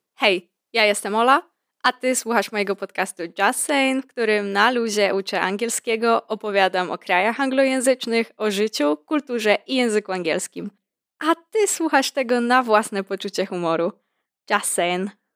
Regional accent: Podlaskie Voivodeship, Poland; ja pochodzę z regionu wyjątkowego, nazwijmy to niedotkniętego ludzką ręką zagłady, spustoszenia i kapitalizmu. Regionu, z którego wywodzą się tak nieskazitelne rzeczy jak Puszcza Białowieska, grzubry, sery korycińskie

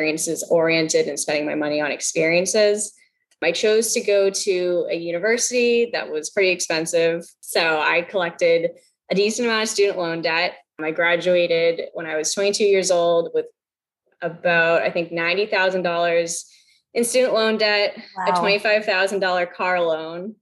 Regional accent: Massachusetts, United States; I grew up in Massachusetts. That's where we live now.

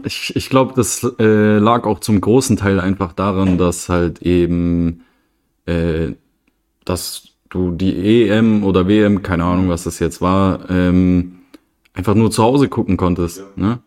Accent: Germany; bei uns in Deutschland

